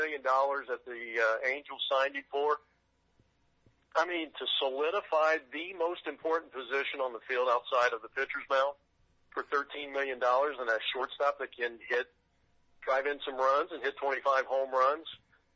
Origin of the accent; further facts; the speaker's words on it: Greenville, Ohio, United States; I grew up in Greenville, Ohio